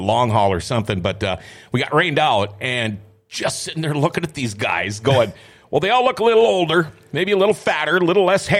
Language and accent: English; Thief River Falls, Minnesota, United States; also born or lived in Crookston, Minnesota; before I moved to Thief River, I was in grade school, but I grew up outside of Crookston between, well, and up until fifth grade, between Crookston and Jetley.